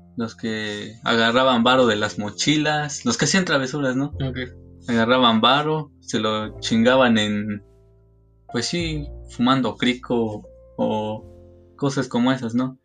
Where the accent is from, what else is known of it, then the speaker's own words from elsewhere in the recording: Cadereyta, Querétaro, Mexico; also born or lived in Xilitla; yo, yo soy de aquí, de Cadereyta